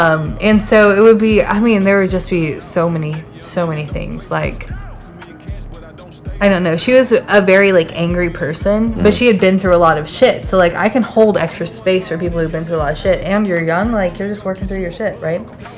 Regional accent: Nashville, Tennessee, United States; now in Atlanta, United States

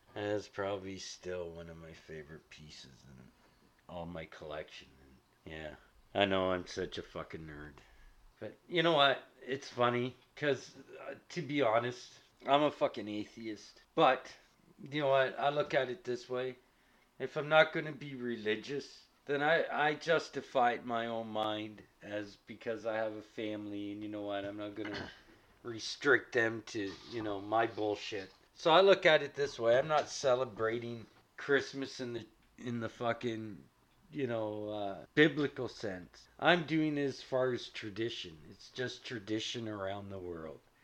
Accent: Canada; As a Canadian

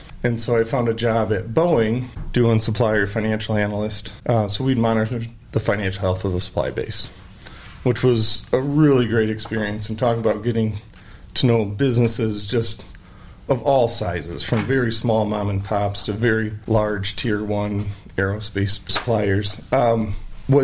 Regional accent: Bellevue, Michigan, United States; now in Ada, United States; born and raised in Michigan, you know, grew up in a small, sleepy Michigan town in Bellevue, where my dad was the pharmacist there in Bellevue

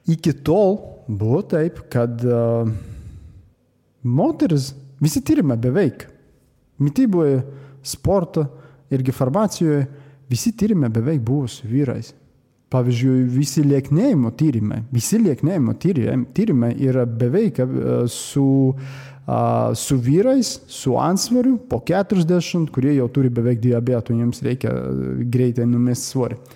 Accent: Latvia; Lithuanian is a second language; lietuvių kalba tai ne mano pirmoji kalba, aš esu latvis. A, lietuviškai aš tik mokosi dar

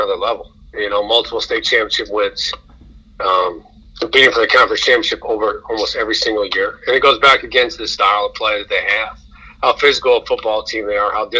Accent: Glen Ellyn, Illinois, United States; also born or lived in Chicago, United States; now in Elmhurst, United States; I love growing up in Glen Ellen

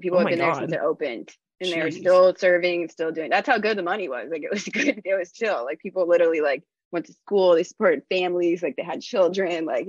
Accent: Alamo, California, United States; moved away as an adult; now in Oakland, United States; I grew up in Alamo, so it was just like right there. And so I just stayed working in Danville, even though I lived in Oakland since I was like 22.

